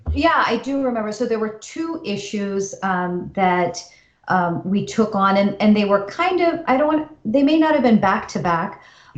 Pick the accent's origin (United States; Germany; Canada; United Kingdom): United States; for those of us born and raised here. We don't feel like guests in this country. Yeah. We are American